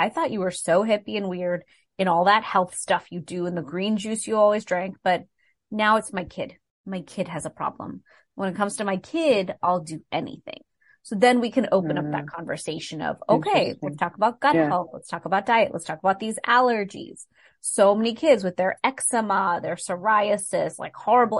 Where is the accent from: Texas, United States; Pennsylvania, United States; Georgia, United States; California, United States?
Texas, United States; I'm from Texas.